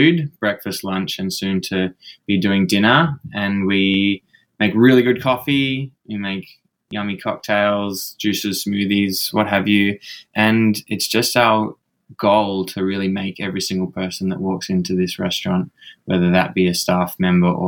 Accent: Sydney, New South Wales, Australia; I worked at a cafe down where I grew up in Bondi Beach

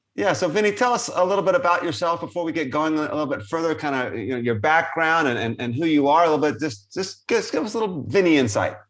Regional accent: Boston, Massachusetts, United States; I'm from Boston

